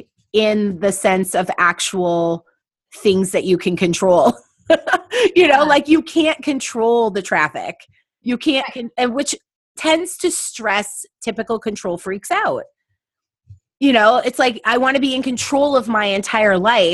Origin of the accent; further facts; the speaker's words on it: La Center, Washington, United States; moved away; growing up in La Center